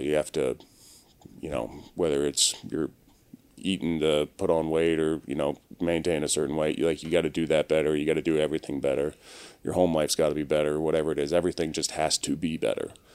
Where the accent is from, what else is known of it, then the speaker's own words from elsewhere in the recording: Maryland, United States; now in Los Angeles, United States; I'm originally from Maryland